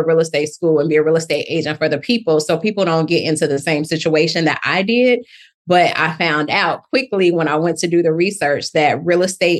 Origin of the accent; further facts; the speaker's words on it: Chicago, Illinois, United States; now in Atlanta, United States; I'm originally from Chicago, Illinois. Love the Chi. But I've been in Atlanta for about 23 to 25 years